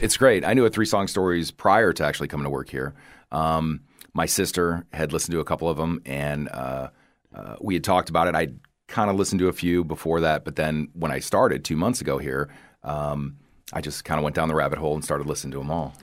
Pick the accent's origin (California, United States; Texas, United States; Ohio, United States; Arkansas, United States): Ohio, United States; Toledo; now in Southwest Florida, United States; growing up in the Rust Belt